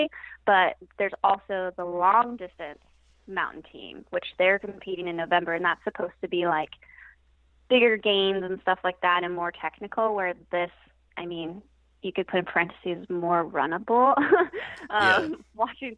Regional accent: Downey, California, United States; moved away as an adult; now in Santa Barbara, United States; So I grew up in LA in the city of Downey, just south and inland

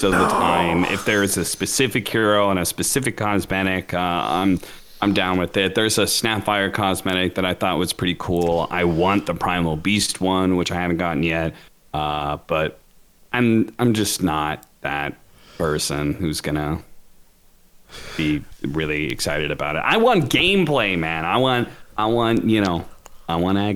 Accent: Washington, United States; I grew up in Washington

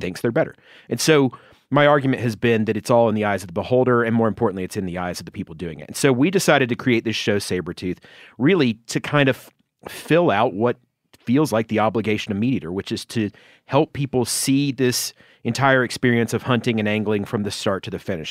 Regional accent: Georgia, United States; my home state of Georgia

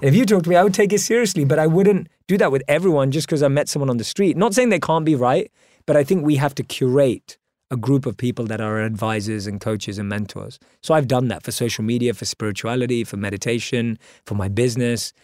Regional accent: London, United Kingdom; Born and raised in London

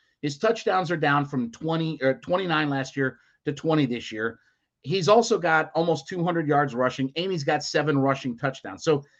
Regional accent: Ohio, United States; moved away; I'm from Ohio originally

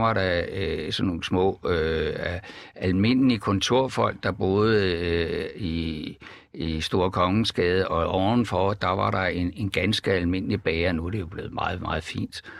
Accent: Jutland, Denmark; Vi er jo faktisk begge to fra Jylland.

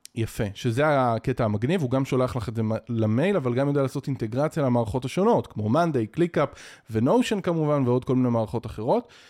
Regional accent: Israel; אנחנו כישראלים

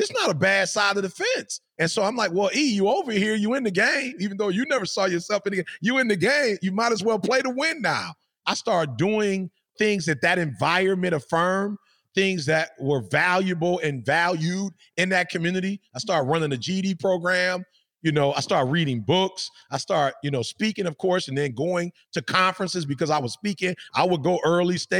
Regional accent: Detroit, Michigan, United States; I'm from Detroit.

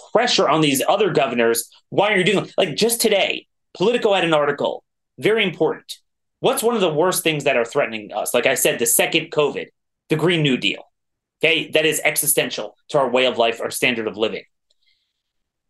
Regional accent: Maryland, United States; I'm from Maryland

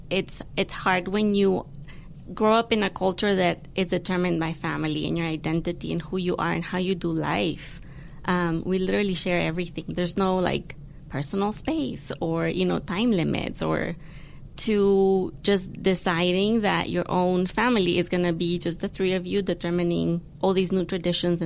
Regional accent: Guatemala; English is a second language; moved away as an adult; now in Denver, United States; So both Tonya and I grew up in Guatemala. I'm a city girl.

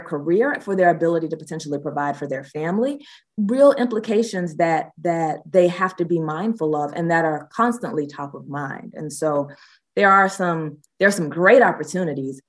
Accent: Athens, Georgia, United States; Athens is also my hometown

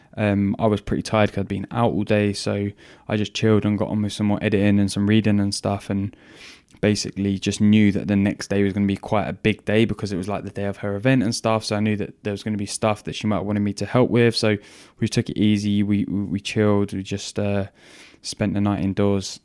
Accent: England, United Kingdom; I'm English

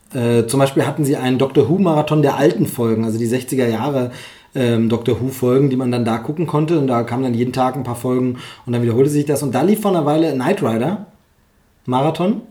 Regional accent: Germany; Gerhard Gundermann kommt ja aus meiner Heimatgegend

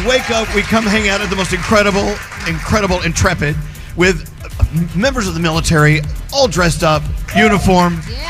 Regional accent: the South, United States; I'm from the South. I know exactly.

